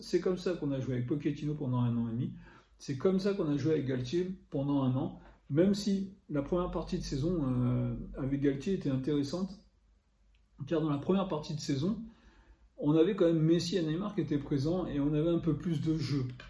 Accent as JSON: {"language": "French", "town": "Paris", "region": "Île-de-France", "country": "France", "said": "je suis parisien"}